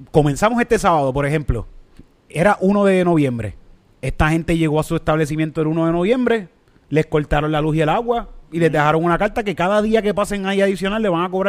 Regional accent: Puerto Rico; also born or lived in Dominican Republic; nosotros sí somos boricuas, cabrón.

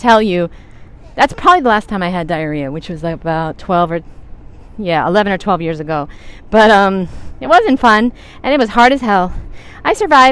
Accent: New York, United States; I'm from New York. We talk really fast

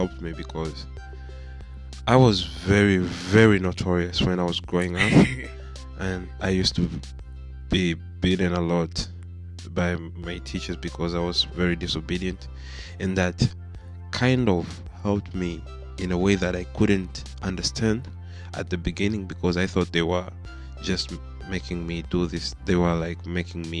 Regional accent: Tanzania; we grew up in Africa, mostly in Tanzania

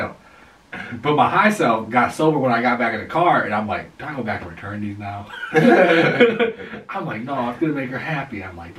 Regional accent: Ypsilanti, Michigan, United States; now in Belleville, United States; I grew up on the other side of Ipsy. I didn't grow up like where Green Farms and stuff is.

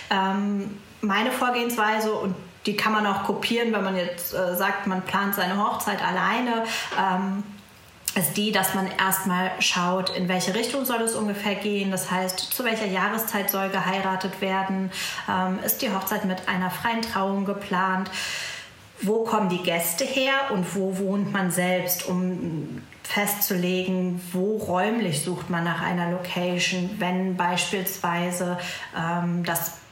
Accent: Münster, North Rhine-Westphalia, Germany; ich komme aus Münster

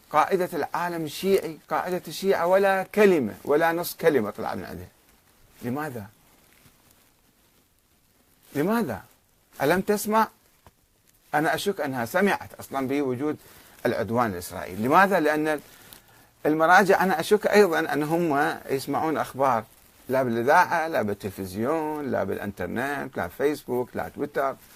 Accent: Karbala, Karbala Governorate, Iraq; أنا إنسان ابن كربلاء وبالتالي ابن النجف وابن العراق

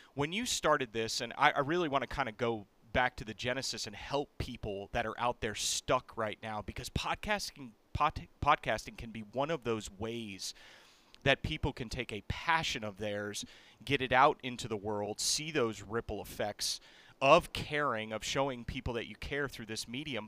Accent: Massachusetts, United States; I'm from New England. I'm from Massachusetts

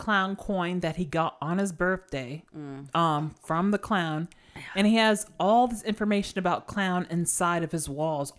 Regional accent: Snellville, Georgia, United States; We grew up in the South, and Snellville was the headquarters for the KKK

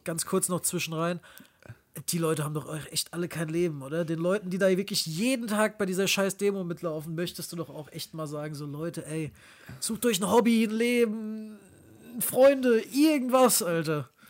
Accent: near Frankfurt, Hesse, Germany; moved away; Wir kommen ja aus der Nähe von Frankfurt ursprünglich

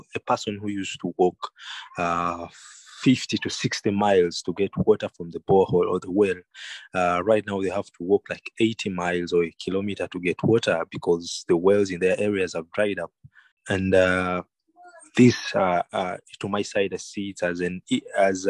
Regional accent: Kampala, Central Region, Uganda; I grew up in Kampala, but in the holidays, we used to go to the countryside

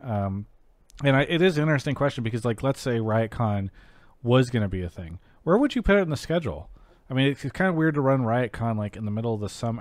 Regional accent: San Diego area, California, United States; I'm also from that area

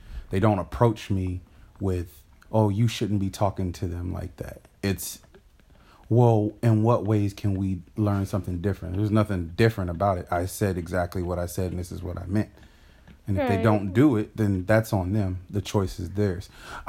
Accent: Fayetteville, North Carolina, United States; how I've learned to talk to white people over the years growing up in Fayetteville, North Carolina.

